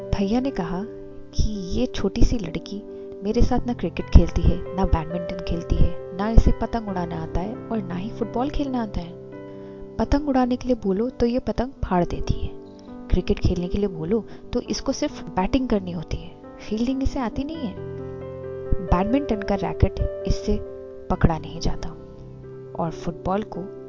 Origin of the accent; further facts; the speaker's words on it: Northeast India, India; मैं north east से हूँ